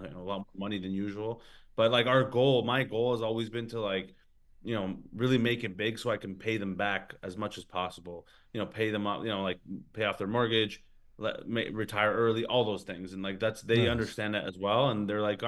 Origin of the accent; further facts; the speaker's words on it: Canada; moved away as an adult; now in Australia; I'm Canadian as well